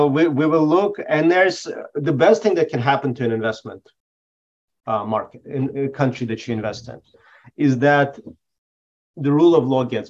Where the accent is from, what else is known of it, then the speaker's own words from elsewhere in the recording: Belarus; born there; So I was born in Belarus